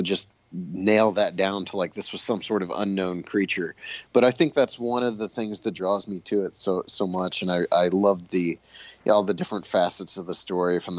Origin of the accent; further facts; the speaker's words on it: Bolivar, Ohio, United States; my hometown of Bolivar, Ohio, which is a very small town